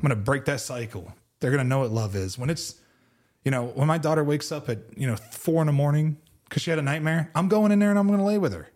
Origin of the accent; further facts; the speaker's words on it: Pittsburgh, Pennsylvania, United States; I grew up in Pittsburgh.